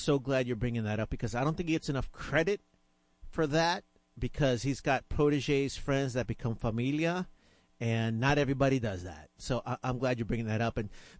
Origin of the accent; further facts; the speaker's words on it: Chicago, Illinois, United States; now in Houston, United States; I was born in Chicago, but I say that Hecho en Texas is my Texas passport. I'm like, am I Texan now, man?